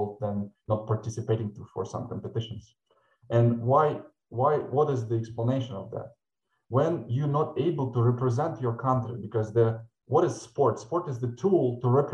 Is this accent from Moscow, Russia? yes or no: no; Murmansk, Murmansk Oblast, Russia; also born or lived in Sevastopol, Crimea; now in Ukraine; Then I moved with my parents to north of Russia, to Murmansk, and I started swim even in Russia in my life